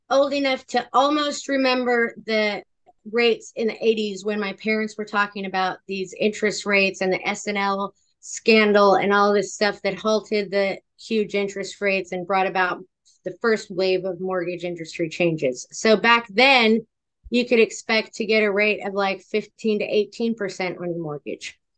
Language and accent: English; California, United States; I am a Californian